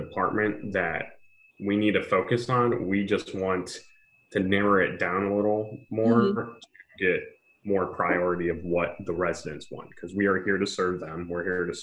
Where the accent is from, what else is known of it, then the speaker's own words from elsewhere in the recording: Mentor, Ohio, United States; moved away as an adult; now in Cincinnati, United States; I'm from Menor